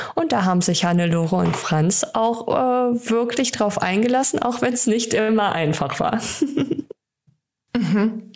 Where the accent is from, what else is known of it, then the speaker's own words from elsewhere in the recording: Germany; bei uns in Deutschland